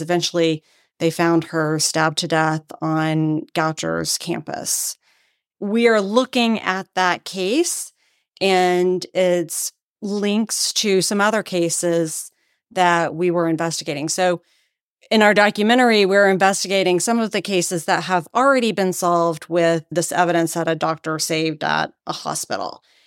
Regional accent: Texas, United States; moved away as an adult; also born or lived in Washington, D.C.; now in Maryland, United States; I come from Texas originally

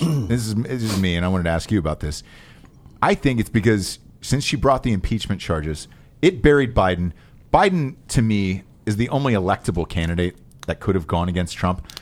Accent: Georgia, United States; as a kid growing up in Georgia

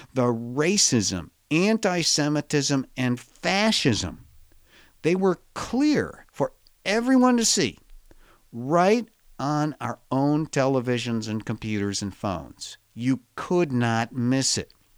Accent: Chicago, Illinois, United States; I was born in the middle of this country in Chicago

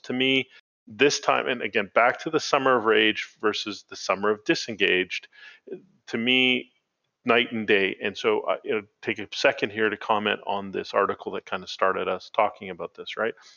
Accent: Canada

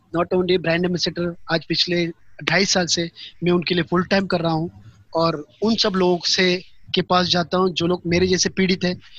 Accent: Pauri Garhwal, Uttarakhand, India; moved away; मैं गढ़वाल से बिलोंग करता हूँ पौड़ी गढ़वाल से उत्तराखंड

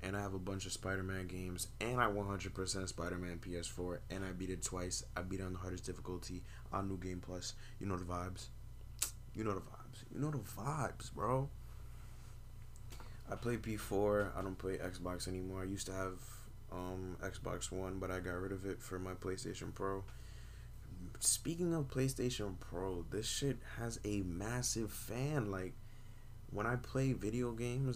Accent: New York City, New York, United States; also born or lived in Brooklyn / Manhattan / Bronx; I'm from New York. I've been here my whole life. I was born in Brooklyn, raised in Manhattan, and I've been living in the Bronx for about, I want to say over 12 years

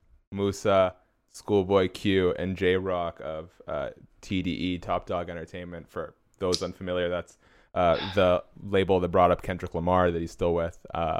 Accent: Canada; I'm Canadian born but of Iranian heritage

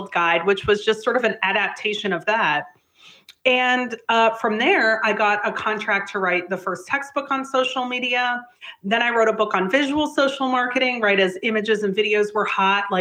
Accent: Canada; I'm Canadian

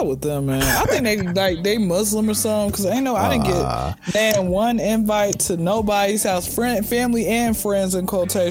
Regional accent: Atlanta, Georgia, United States; born and raised in Atlanta and graduated from Clark Atlanta University.

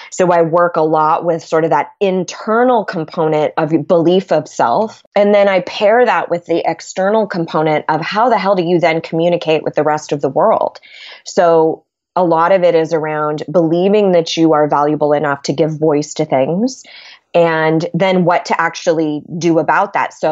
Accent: California, United States; So that's been sort of an adventure going from being a Californian to a Southerner, which is crazy.

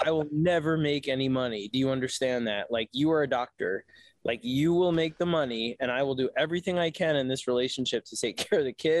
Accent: New York City, New York, United States; moved away as an adult; I grew up on the Lower East Side. I was like, we'll always move back to the city

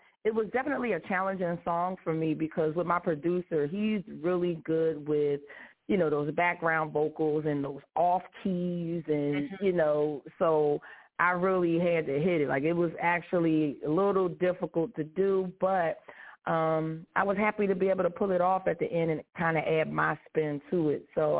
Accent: Philadelphia, Pennsylvania, United States; Well, I am a military mama, I am a teacher, and I'm a vocalist from Philadelphia.

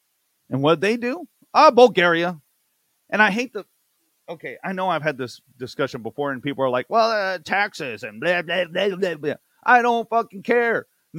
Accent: Texas, United States; I know I'm from Texas.

